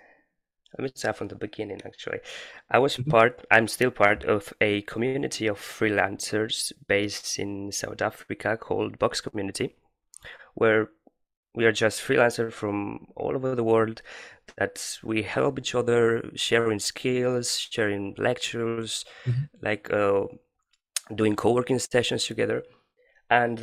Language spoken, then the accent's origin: English; Valencia, Valencian Community, Spain; I'm from Spain